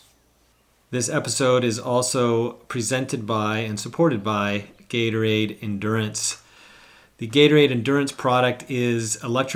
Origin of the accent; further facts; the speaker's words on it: Northern California, United States; moved away as an adult; now in Hawaii, United States; I grew up in Northern California